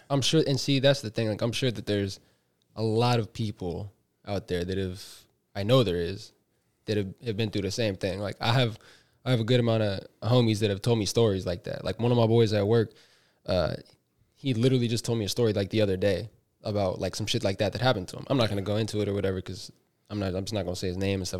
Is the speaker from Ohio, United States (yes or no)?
no; Bay Area, California, United States; we're both from the Bay